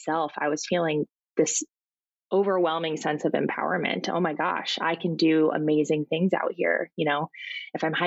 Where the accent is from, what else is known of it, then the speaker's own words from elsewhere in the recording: Portland, Oregon, United States; also born or lived in Alaska; I grew up down here in Portland